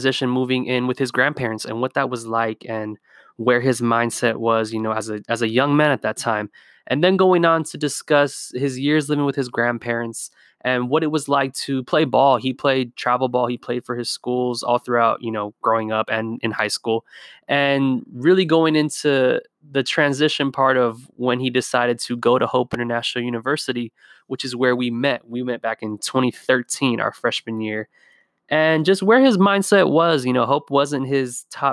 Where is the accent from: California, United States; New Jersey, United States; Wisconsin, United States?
California, United States; Whittier; I'm from Whittier, California